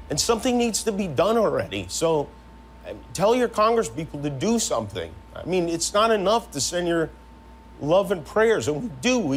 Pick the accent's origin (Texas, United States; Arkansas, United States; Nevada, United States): Nevada, United States; Las Vegas; Las Vegas, which happens to be my hometown.